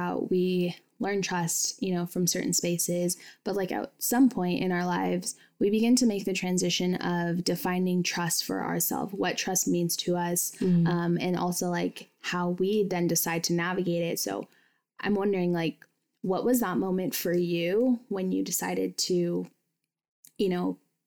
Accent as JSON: {"language": "English", "country": "United States", "tie": "born or raised there", "said": "I grew up in Washington"}